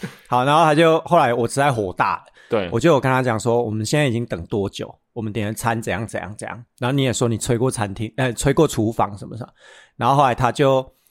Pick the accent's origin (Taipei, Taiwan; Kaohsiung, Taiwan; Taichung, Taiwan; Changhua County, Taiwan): Taichung, Taiwan; 我们台中人